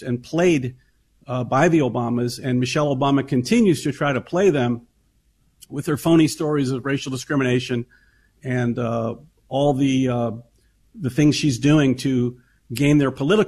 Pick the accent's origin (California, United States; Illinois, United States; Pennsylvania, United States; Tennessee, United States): Tennessee, United States; I grew up in Tennessee in the South in the 70s